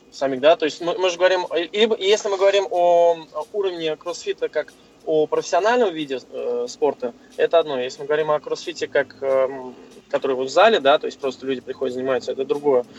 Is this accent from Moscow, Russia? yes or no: yes; Moscow, Russia; Да, я из Москвы, мне 29 лет